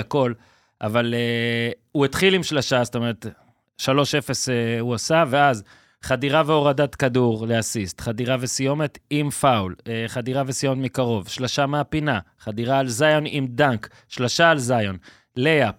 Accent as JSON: {"language": "Hebrew", "country": "Israel", "said": "אנחנו כישראלים"}